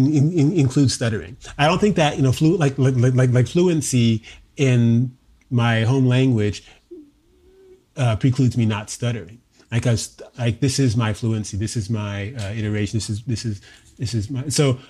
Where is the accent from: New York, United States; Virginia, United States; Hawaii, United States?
Hawaii, United States; So, you know, I was raised in Hawaii, in Oahu, a son of a military father.